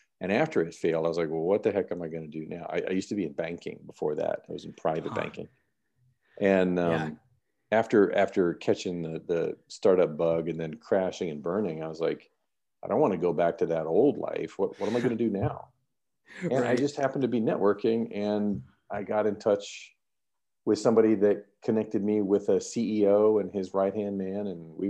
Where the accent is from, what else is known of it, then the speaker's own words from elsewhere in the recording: North Carolina, United States; moved away as an adult; also born or lived in Mississippi / Washington, D.C.; now in Sweden; I grew up in North Carolina.